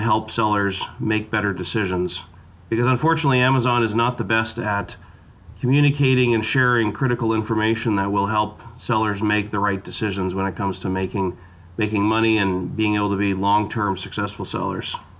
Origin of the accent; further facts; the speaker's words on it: Canada; as a Canadian, part of my part of my DNA